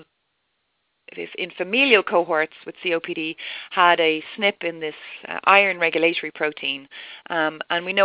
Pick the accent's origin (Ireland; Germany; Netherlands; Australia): Ireland; moved away as an adult; also born or lived in Dublin; I'm Irish.